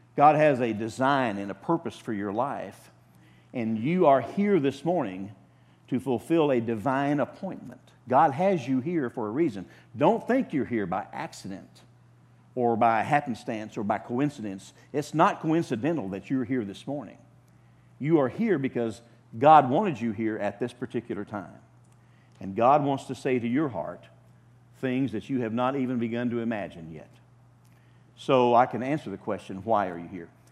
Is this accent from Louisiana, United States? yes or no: no; Oklahoma, United States; moved away as an adult; I'm an Okie from Oklahoma.